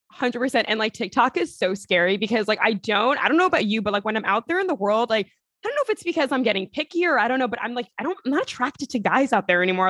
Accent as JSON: {"language": "English", "area": "Long Island", "region": "New York", "country": "United States", "said": "I'm from Long Island originally"}